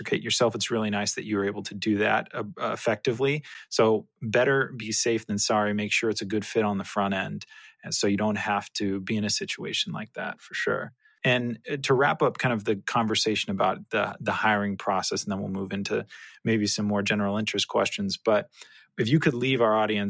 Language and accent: English; California, United States; moved away; I'm originally from California, so have spent plenty of time on the beach